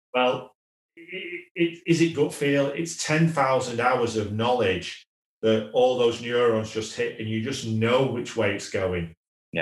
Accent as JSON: {"language": "English", "town": "Wigan", "region": "North West England", "country": "United Kingdom", "tie": "born or raised there", "said": "I'm a working class lad. I was born in Wigan"}